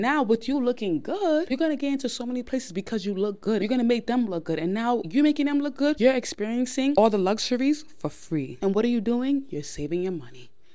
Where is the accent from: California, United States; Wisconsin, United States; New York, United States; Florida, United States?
New York, United States; I am born and raised in New York